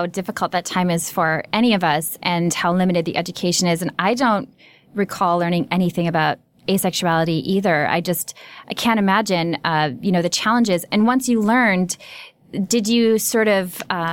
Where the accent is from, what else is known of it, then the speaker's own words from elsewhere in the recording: Minnesota, United States; moved away; I grew up in Minnesota